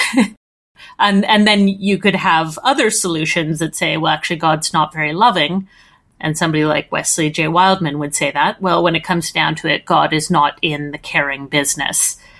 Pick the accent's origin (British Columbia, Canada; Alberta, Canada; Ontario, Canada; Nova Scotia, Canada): Alberta, Canada; Edmonton; accent: Canadian; my accent is Canadian, so I'm from uh, a town called Edmonton